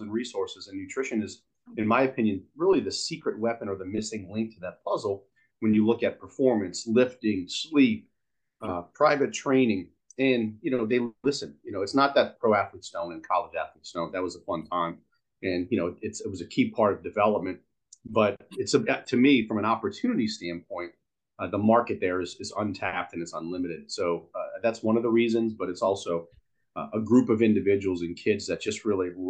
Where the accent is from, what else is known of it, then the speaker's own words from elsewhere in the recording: New Orleans, Louisiana, United States; I'm born and raised in New Orleans